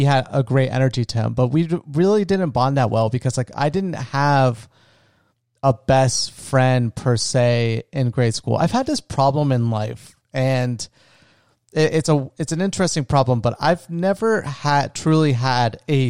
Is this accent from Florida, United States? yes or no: yes; Florida, United States; me and my best friend, we grew up together in my small retirement town where I grew up in Florida.